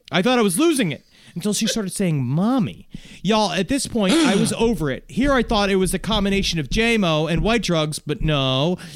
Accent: Chicago, Illinois, United States; But I'm from Chicago. I'm from Chicagoland and now working at this fine establishment.

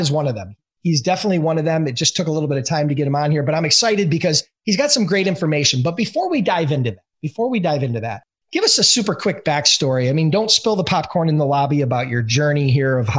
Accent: Buffalo, New York, United States; I'm from Buffalo.

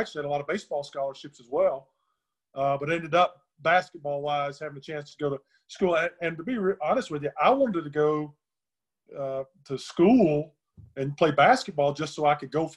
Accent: Black Mountain, North Carolina, United States; growing up in North Carolina there. I'm from the little town of Black Mountain, North Carolina, up in western North Carolina

